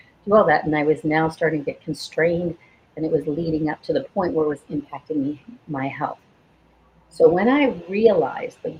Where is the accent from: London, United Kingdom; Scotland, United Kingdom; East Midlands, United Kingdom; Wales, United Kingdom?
Scotland, United Kingdom; I was born in Scotland